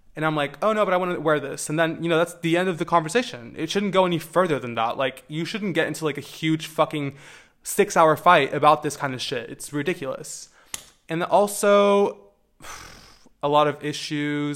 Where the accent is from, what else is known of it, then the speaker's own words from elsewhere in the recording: Portugal; growing up in Portugal, um, as a queer person